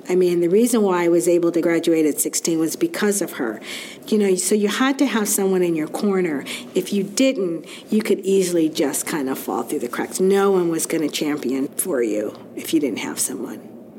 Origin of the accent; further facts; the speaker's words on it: Seattle, Washington, United States; I was born in Seattle, Washington.